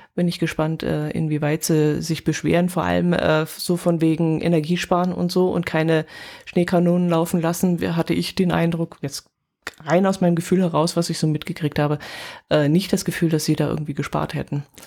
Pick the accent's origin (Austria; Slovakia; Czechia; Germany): Germany; Oberstdorf, Bavaria; bei uns in Oberstdorf